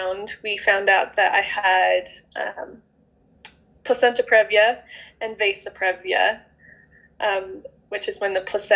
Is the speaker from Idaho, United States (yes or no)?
yes; Idaho, United States; I'm from Idaho.